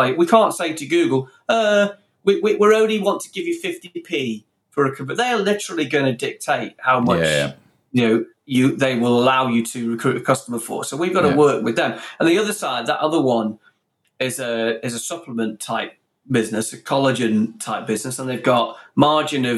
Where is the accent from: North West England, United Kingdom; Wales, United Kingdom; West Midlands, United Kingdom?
West Midlands, United Kingdom; Stoke-on-Trent; two boys from Stoke